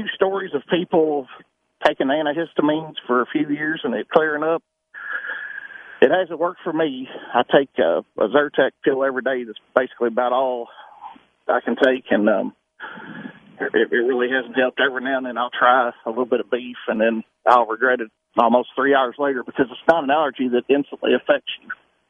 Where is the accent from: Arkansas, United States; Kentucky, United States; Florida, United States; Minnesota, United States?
Kentucky, United States; Kentucky. I live out by Burnham Forest.